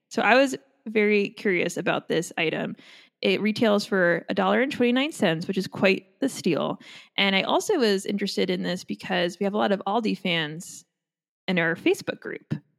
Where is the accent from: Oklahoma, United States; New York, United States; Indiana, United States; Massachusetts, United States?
New York, United States; Long Island; now in California, United States; I'm from Long Island